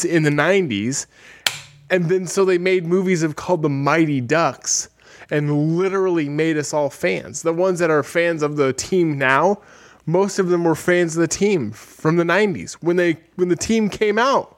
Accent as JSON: {"language": "English", "town": "Lewiston", "region": "Idaho", "country": "United States", "said": "I'm from Lewiston, Idaho"}